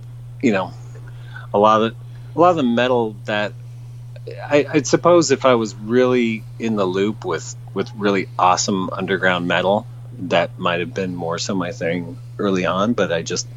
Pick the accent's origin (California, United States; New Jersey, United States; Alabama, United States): California, United States; San Jose; also born or lived in San Francisco; I grew up in the San Francisco Bay Area. I grew up in the South Bay and the San Jose area, and then lived in San Francisco proper